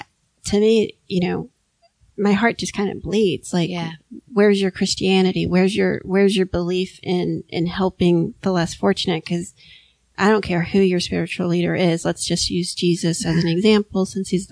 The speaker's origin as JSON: {"language": "English", "town": "Miami", "region": "Florida", "country": "United States", "tie": "born or raised there", "said": "I grew up in Miami"}